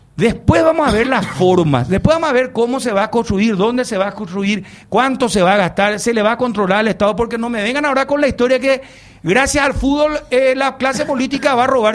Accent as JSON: {"language": "Spanish", "country": "Paraguay", "said": "yo me siento orgulloso como paraguayo"}